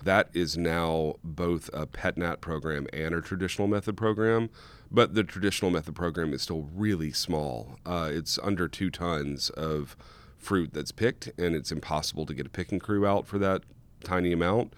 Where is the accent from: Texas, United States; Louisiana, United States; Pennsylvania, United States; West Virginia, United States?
Louisiana, United States; South; now in Oregon, United States; I grew up in South Louisiana.